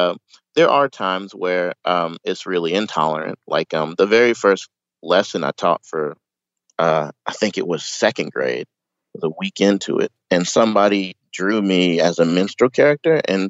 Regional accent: Knoxville, Tennessee, United States; moved away as an adult; now in Kanagawa, Japan; I'm from Tennessee, Knoxville.

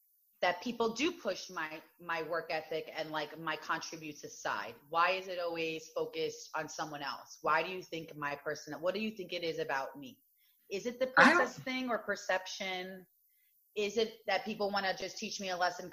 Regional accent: New York City, New York, United States; also born or lived in Queens / Great Neck, Long Island; I was born in Queens, raised in Brooklyn, lived on Long Island.

